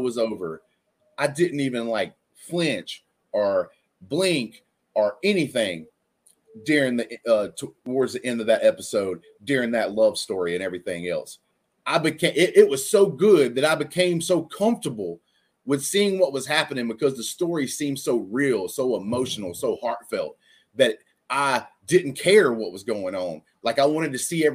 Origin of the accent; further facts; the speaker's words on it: Alabama, United States; I am white dude from Alabama